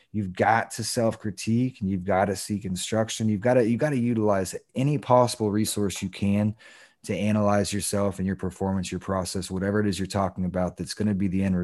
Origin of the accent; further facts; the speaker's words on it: Daytona Beach, Florida, United States; We grew up in Daytona